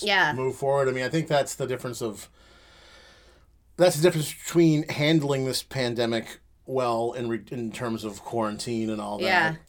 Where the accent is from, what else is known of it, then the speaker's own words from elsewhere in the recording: United States; We're American.